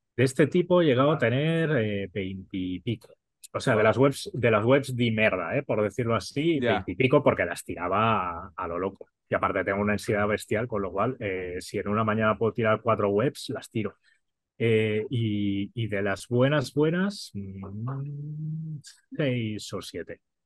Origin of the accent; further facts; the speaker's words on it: Catalonia, Spain; Soy súper catalán